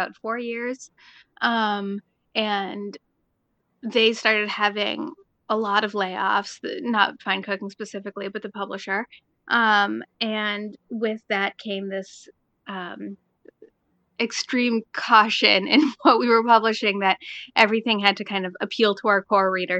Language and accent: English; Cambridge, Massachusetts, United States; I grew up in Cambridge, Massachusetts, which is, among other things, where Harvard University is